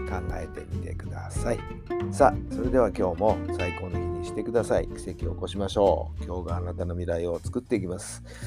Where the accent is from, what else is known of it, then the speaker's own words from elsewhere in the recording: Tokyo, Japan; 私はね東京生まれなんで東京生まれの東京育ちなんでね